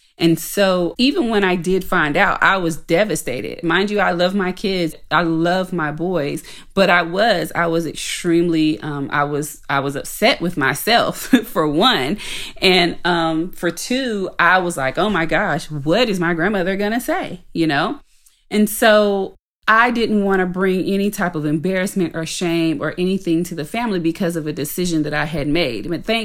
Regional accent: Shelby, North Carolina, United States; Actually, I was raised in Shelby, North Carolina. That's where I went to school.

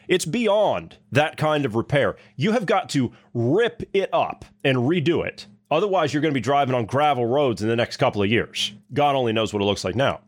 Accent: Ohio, United States; moved away; my hometown ten years ago, I mean, Ohio

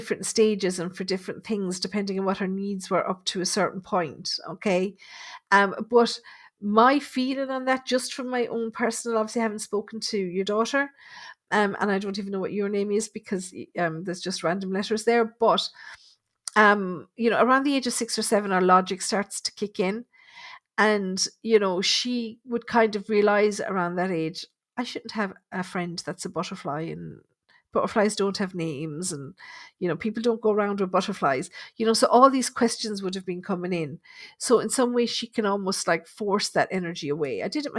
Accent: Dublin, Leinster, Ireland; I'm from Dublin. I used to watch Colin Fry every week on TV.

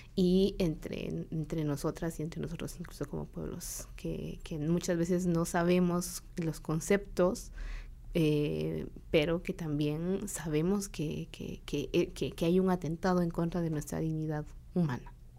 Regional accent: San Juan Comalapa, Chimaltenango, Guatemala; Yo soy de, de, Comalapa, de Chichot, y es un pueblo cachiquel

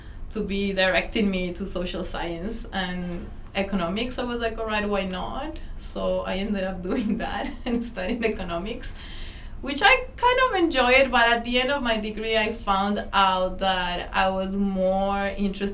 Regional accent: Ecuador; moved away as an adult; also born or lived in Melbourne, Australia; now in Australia; I'm from Ecuador. I've been here in Australia for almost 7 years.

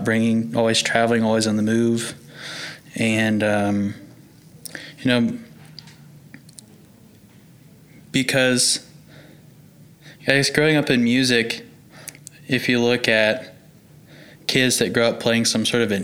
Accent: Norman, Oklahoma, United States; I grew up in Norman, Oklahoma, and grew up into a musical family.

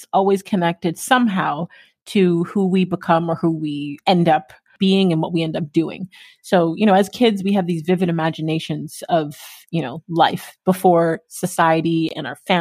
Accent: Toronto, Ontario, Canada; also born or lived in Durham Region, Ontario; born and raised in Scarborough

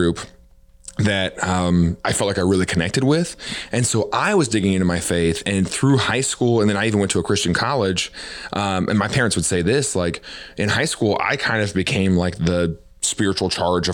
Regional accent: Mount Vernon, Missouri, United States; now in Kansas City, United States; I grew up in Mount Vernon, Missouri, small town. Really proud of where I'm from.

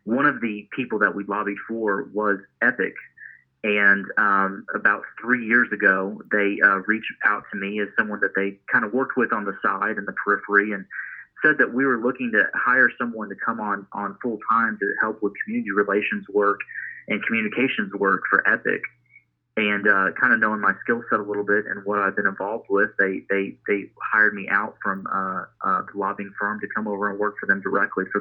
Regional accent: Claremore, Oklahoma, United States; my hometown of Claremore, Oklahoma

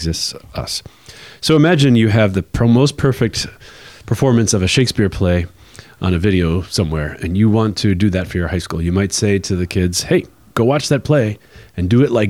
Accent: Long Island, New York, United States; accent: New York; I grew up on Long Island

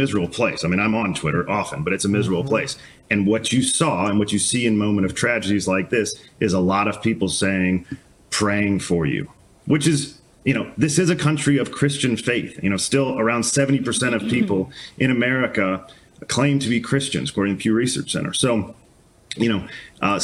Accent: St. Louis, Missouri, United States; I'm from St. Louis

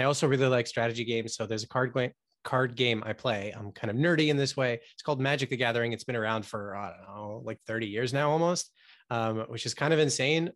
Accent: United States; I was born here in the States, but Um, yeah, having parents from the Middle East

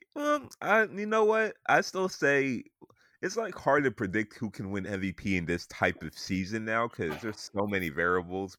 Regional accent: the South, United States; I grew up in the South

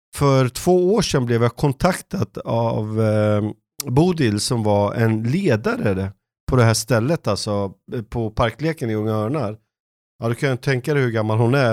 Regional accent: Stockholm, Stockholm County, Sweden; moved away as an adult; also born or lived in Jönköping; jag var uppvuxen i norra Stockholm

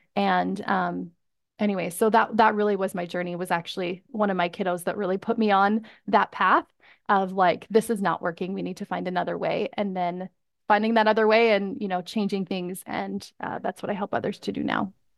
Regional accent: Canada; moved away as an adult; I'm from Canada

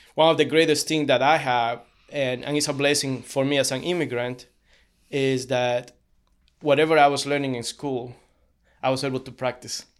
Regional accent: Cochabamba, Bolivia; moved away as an adult; now in United States; I was born in Cochabamba, Bolivia.

